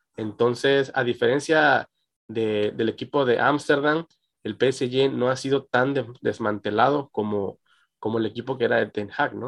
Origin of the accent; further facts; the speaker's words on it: Mexico; como mexicano